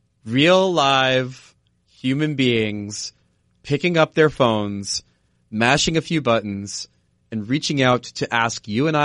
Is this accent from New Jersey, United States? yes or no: yes; New Jersey, United States; I grew up in Jersey